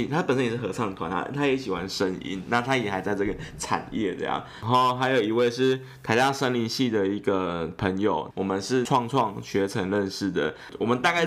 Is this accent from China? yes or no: no; Yilan County, Taiwan; 我是宜兰人